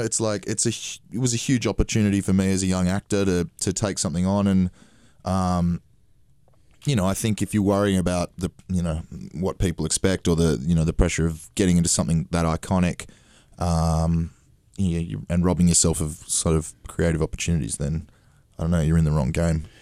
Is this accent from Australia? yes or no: yes; Australia; being Australian